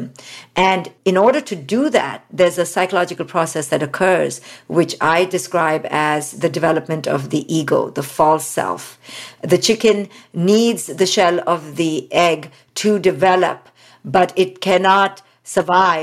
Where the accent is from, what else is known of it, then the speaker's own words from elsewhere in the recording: India; moved away; especially as an Indian woman. I was raised in India